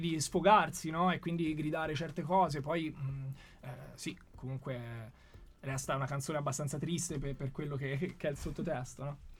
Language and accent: Italian; Florence, Tuscany, Italy; moved away as an adult; now in Milan, Italy; io sono nato a Firenze, a Careggi